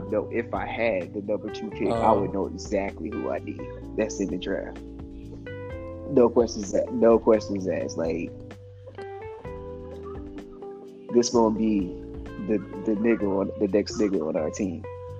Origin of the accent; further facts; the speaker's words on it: Atlanta, Georgia, United States; I'm from Atlanta.